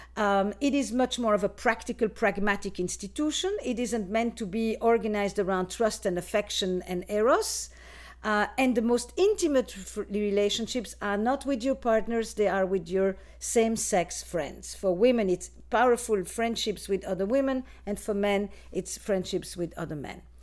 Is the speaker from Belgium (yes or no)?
yes; Flanders, Belgium; moved away; I am from Belgium originally, in case you wanna know about my accent.